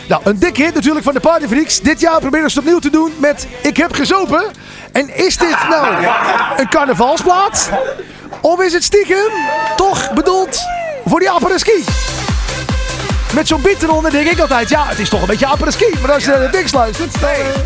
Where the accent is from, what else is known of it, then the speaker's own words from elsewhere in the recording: North Holland, Netherlands; Ik kom ook uit Noord-Holland.